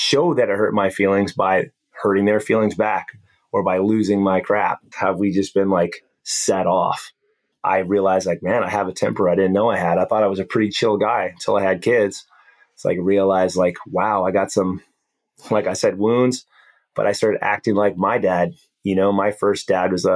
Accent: Hawaii, United States; we grew up in Hawaii

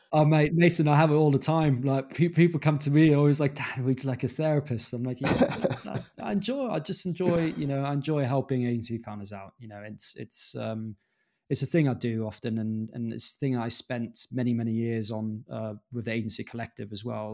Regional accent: Germany; moved away as an adult; also born or lived in London / Dominican Republic (father's origin); I grew up in Germany

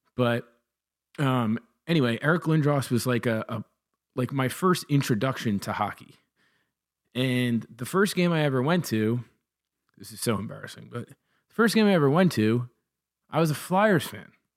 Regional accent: Toms River, New Jersey, United States; I grew up in Thomas River

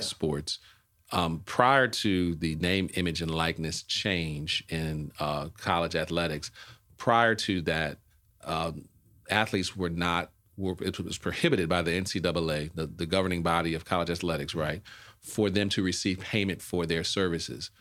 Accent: New Orleans, Louisiana, United States; moved away; from New Orleans

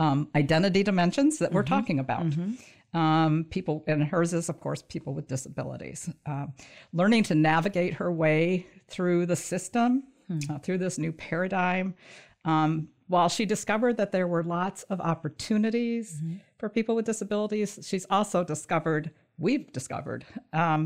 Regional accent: Michigan, United States; moved away as an adult; also born or lived in southern Indiana / northern Kentucky; I grew up in Michigan.

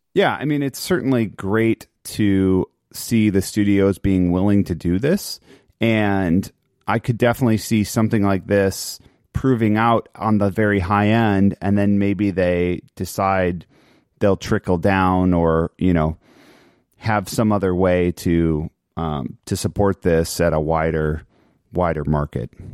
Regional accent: Chicago, Illinois, United States; I grew up in Chicago in the nineties

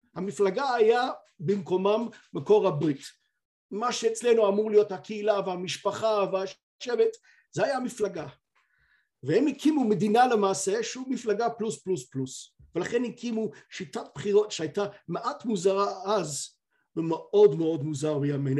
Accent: United Kingdom; אני כבריטי

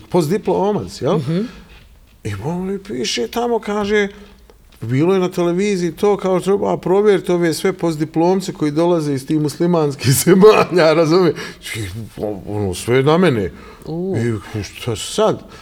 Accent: Bosnia & Herzegovina; also born or lived in Milan, Italy / Sicily, Italy; ja dolazim, Dolazim iz Evrope, dolazim iz Bosne, znači roditelji mi, ovaj, na Grbavici

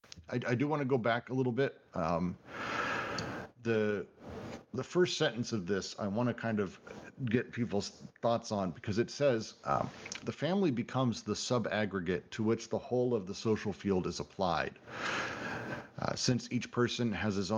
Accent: Colorado, United States; I grew up in Colorado

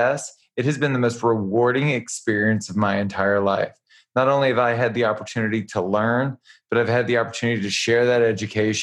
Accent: Louisiana, United States; moved away as an adult; now in Los Angeles, United States; I'm from Louisiana.

